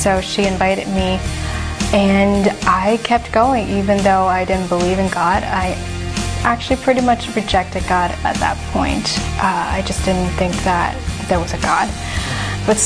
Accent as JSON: {"language": "English", "country": "Hong Kong", "tie": "born or raised there", "also_born_or_lived": "California", "moved": "as an adult", "lives_now": "Iowa, United States", "said": "I grew up in Hong Kong. And I moved to Iowa after spending 2 years in California, and that was my third year of college."}